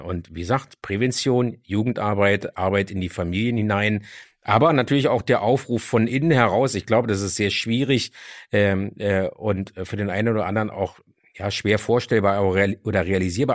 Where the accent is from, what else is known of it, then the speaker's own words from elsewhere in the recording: Berlin, Germany; Ich bin auch aufgewachsen in Kreuzberg und Neukölln.